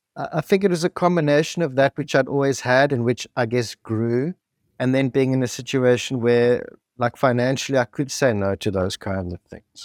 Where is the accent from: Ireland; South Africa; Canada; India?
South Africa; grew up in apartheid South Africa in the seventies and eighties.